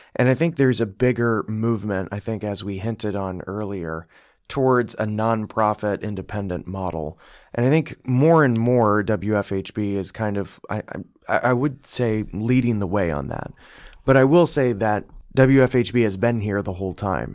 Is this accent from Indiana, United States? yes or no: yes; Bloomington, Indiana, United States; I'm from here, I'm from Bloomington.